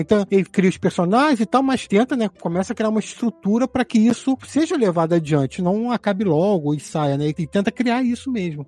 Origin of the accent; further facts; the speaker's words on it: Rio de Janeiro, Brazil; Eu sou do estado do Rio, então comprava o Globo